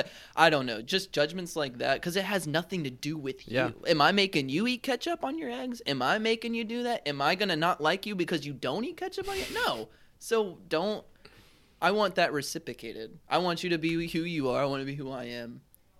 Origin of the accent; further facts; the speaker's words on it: the South, United States; so I was raised in the South, and my parents and my whole family and like I think just society in the South does this thing where they beat around the bush